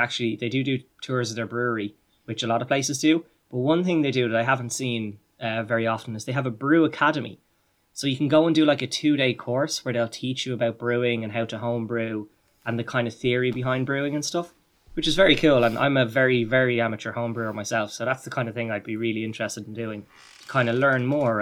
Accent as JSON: {"language": "English", "country": "Ireland", "said": "being a fellow Irish person"}